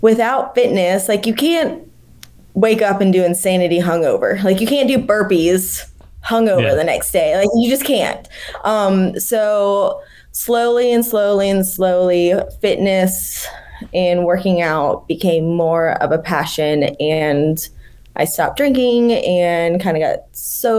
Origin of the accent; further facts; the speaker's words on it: Ocala, Florida, United States; moved away as an adult; also born or lived in Tallahassee, Florida / Telluride, Colorado; now in Asheville, United States; I grew up in a little town, Ocala, Florida, kind of smack dab in the middle of the state